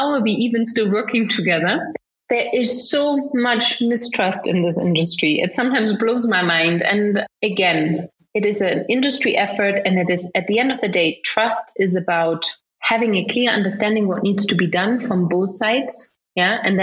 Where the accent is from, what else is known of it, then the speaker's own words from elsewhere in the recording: Germany; now in Kenya; I grew up in Germany.